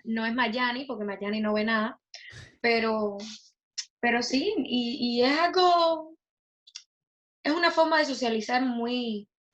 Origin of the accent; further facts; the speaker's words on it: Cuba; De mi infancia, que en Cuba